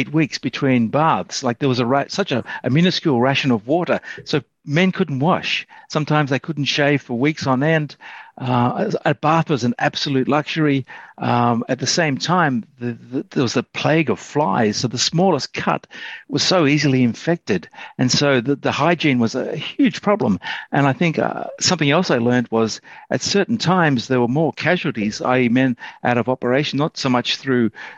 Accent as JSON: {"language": "English", "country": "Australia", "tie": "born or raised there", "said": "I grew up in Australia with a lot of ex-soldiers refusing to talk about the war"}